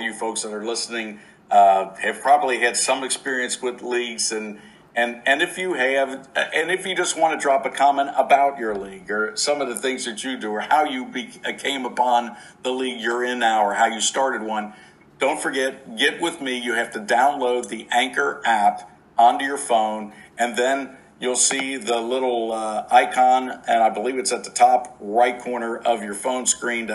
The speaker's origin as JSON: {"language": "English", "town": "Cincinnati", "region": "Ohio", "country": "United States", "tie": "born or raised there", "said": "right here in my hometown"}